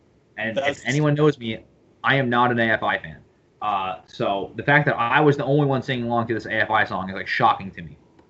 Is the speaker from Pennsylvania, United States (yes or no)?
yes; Reading, Pennsylvania, United States; my hometown of Reading, Pennsylvania